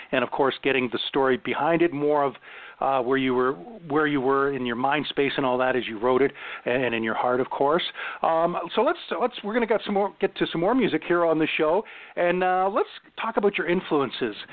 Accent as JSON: {"language": "English", "town": "Ottawa", "region": "Ontario", "country": "Canada", "tie": "born or raised there", "said": "It's in my hometown. It's uh it's called Blues Fest"}